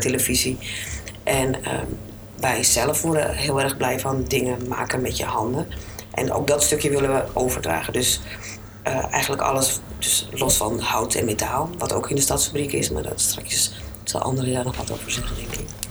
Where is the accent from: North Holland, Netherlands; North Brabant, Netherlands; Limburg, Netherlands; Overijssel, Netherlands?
North Holland, Netherlands; Alkmaar; born or raised there